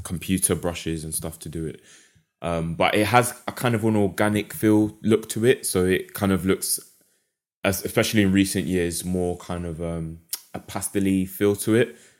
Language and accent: English; London, United Kingdom; moved away as an adult; also born or lived in Essex; now in Derby, United Kingdom; based in Derby at the moment, but as you can tell from my accent, um, grew up in London